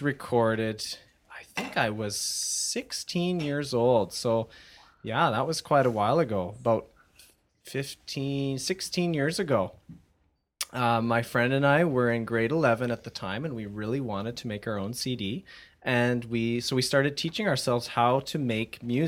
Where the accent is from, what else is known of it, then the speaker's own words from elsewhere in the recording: Abbotsford, British Columbia, Canada; also born or lived in Mission, British Columbia; I was born in Mission, British Columbia. I have lived in Abbotsford my whole life.